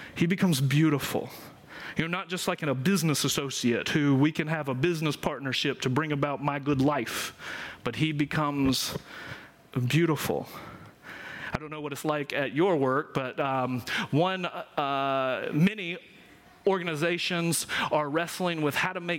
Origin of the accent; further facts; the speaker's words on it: Georgia, United States; I'm from Georgia